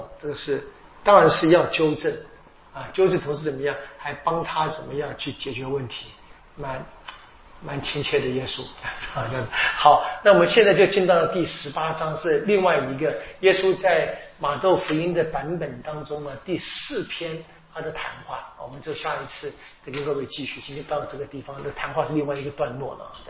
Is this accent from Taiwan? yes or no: no; China; 我们中国人说的“事缓则圆”啊